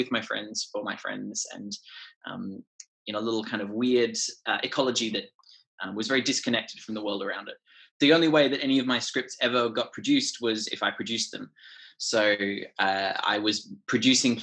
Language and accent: English; Canberra, Australian Capital Territory, Australia; moved away as an adult; now in London, United Kingdom; I'm a playwright from Canberra in Australia originally, and I began as a kind of independent theatre maker in that Canberra indie theatre community